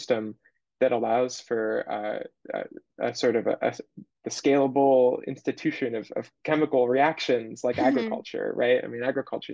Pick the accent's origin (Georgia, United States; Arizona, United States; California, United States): California, United States; Bay Area; I'm a California native. I'm from the Bay Area